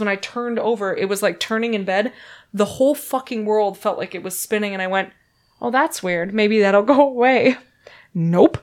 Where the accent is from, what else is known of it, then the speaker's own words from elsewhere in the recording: Minnesota, United States; moved away as an adult; now in San Francisco Bay Area, United States; I'm from Minnesota